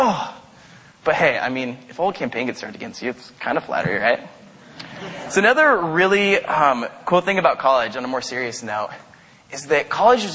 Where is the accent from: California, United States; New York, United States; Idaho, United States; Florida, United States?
Idaho, United States; Caldwell; moved away; I live in a town called Caldwell. I went to high school and college there.